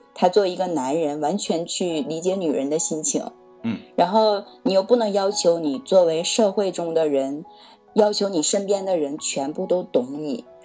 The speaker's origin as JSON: {"language": "Chinese", "region": "Northeast China", "country": "China", "also_born_or_lived": "Beijing", "moved": "yes", "lives_now": "Tianjin, China", "said": "我是东北人，对。 在北京待过，现在在天津"}